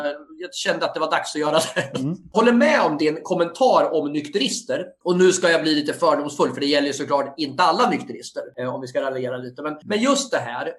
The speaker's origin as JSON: {"language": "Swedish", "country": "Sweden", "tie": "born or raised there", "said": "jag är uppväxt i Felixbro"}